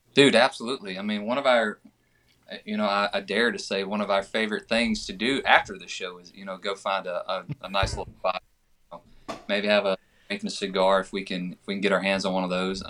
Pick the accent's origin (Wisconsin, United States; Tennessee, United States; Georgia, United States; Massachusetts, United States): Georgia, United States; I'm from Georgia